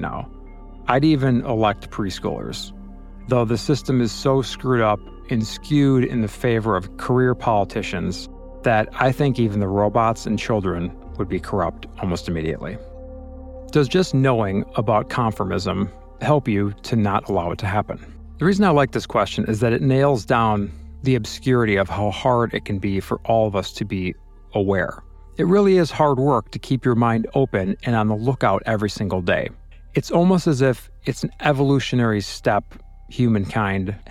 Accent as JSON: {"language": "English", "region": "Illinois", "country": "United States", "said": "I'm from Illinois"}